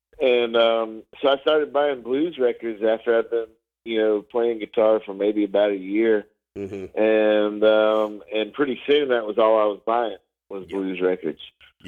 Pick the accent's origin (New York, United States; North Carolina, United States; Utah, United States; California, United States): North Carolina, United States; Garner; I grew up in the Raleigh, North Carolina area, a little town called Garner, just south of Raleigh.